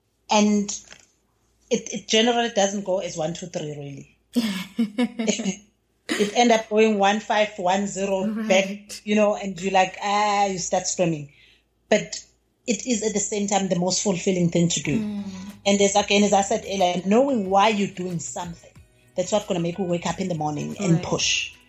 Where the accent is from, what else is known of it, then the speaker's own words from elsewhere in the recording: KwaZulu-Natal, South Africa; As we've said, I'm from KwaZulu-Natal, actually. I'm from the deep rural areas, like literally rural areas, where when you think of source of information, you have to literally go somewhere else to get it.